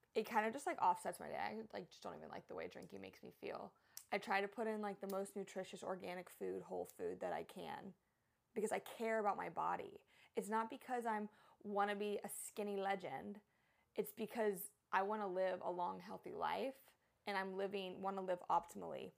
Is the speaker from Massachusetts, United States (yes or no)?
no; Texas, United States; also born or lived in San Diego, California; now in Hawaii, United States; I'm from Texas, which is like my true home